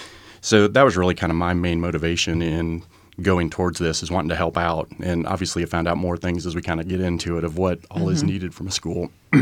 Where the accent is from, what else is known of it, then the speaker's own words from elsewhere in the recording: Tarkio, Missouri, United States; also born or lived in Red Oak, Iowa; So I grew up in Tarkio, Missouri.